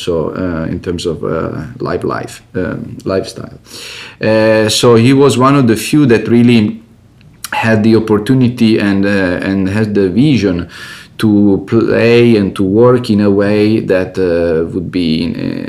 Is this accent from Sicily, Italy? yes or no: no; Piedmont, Italy; I come from Italy, from Piemonte region, so northwest part of the country